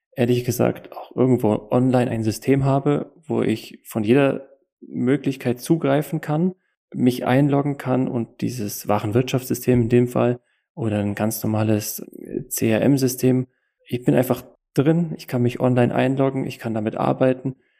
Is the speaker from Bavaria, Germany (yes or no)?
yes; Allgäu, Kempten, Bavaria, Germany; komme aus dem Allgäu in Kempten